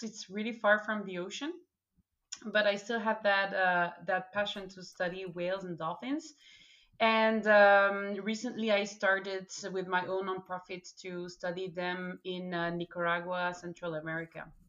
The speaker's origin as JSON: {"language": "English", "country": "Belgium", "said": "I just didn't want to leave my home country, so Belgium"}